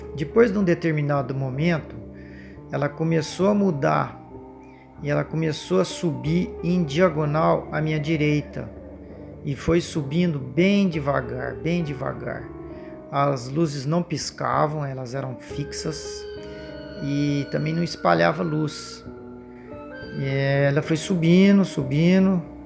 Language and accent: Portuguese; interior of São Paulo, Brazil; sou do interior de São Paulo